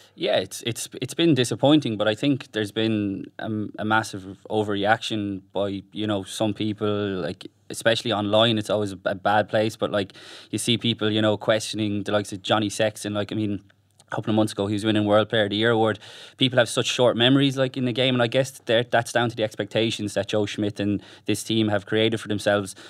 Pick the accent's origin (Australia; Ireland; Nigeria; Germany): Ireland; as Irish people